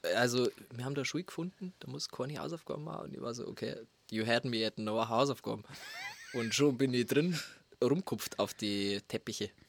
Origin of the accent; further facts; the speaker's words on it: Lingeres, Bavaria, Germany; accent: Bavarian; first language Bavarian; moved away as an adult; now in Berlin, Germany; ich bin wie gesagt in Lingeres aufgewachsen und hab halt immer bloß Bordisch geredet. Also ich hab halt daheim Bordisch geredet